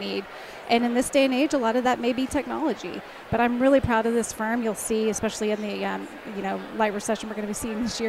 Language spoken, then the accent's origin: English; Dallas County, Texas, United States; Born and raised in Dallas County